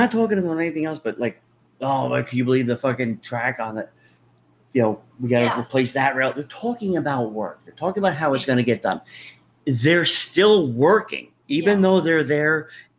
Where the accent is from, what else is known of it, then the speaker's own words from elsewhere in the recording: New Jersey, United States; I am embarrassed to say I'm from New Jersey now after this.